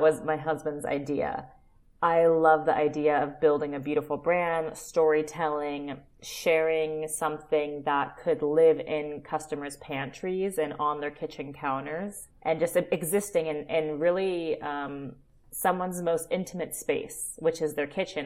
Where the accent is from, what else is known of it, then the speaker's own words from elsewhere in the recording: Oakland, California, United States; moved away; also born or lived in Calabria, Italy / Austin, Texas; I am originally from Oakland, California